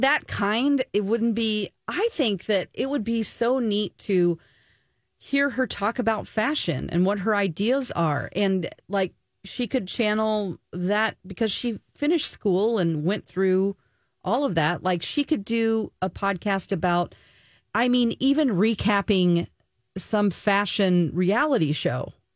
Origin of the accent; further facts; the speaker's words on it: the South, United States; I'm from the country, but I'm from the South